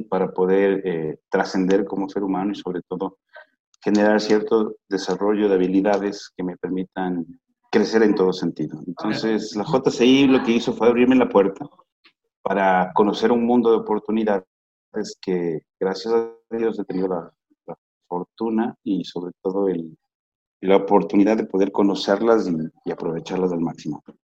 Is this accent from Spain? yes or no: no; Ecuador; soy ecuatoriano al 100%